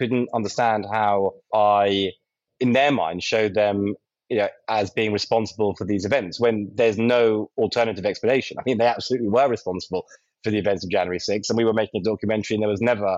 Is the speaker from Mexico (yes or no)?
no; London, United Kingdom; I'm a Brit from London